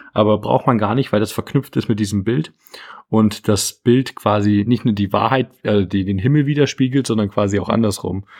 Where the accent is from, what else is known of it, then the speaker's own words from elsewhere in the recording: Dresden, Saxony, Germany; was ich gerade natürlich als Dresdner sehr lustig fand